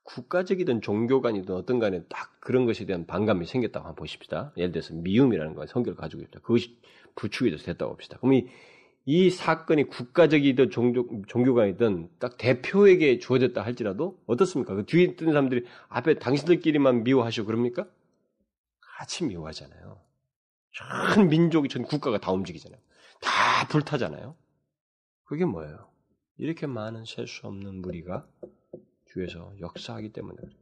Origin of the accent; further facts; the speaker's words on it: South Korea